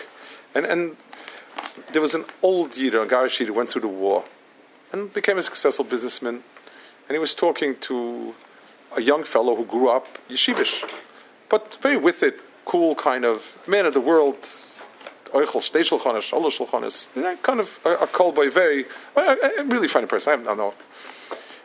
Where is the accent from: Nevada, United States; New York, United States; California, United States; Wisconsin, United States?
New York, United States; also born or lived in Israel; I come from Manhattan.